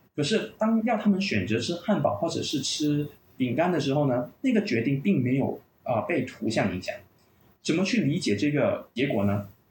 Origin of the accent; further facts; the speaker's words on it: Malaysia; 我本身呢是在马来西亚长大的，马来西亚华侨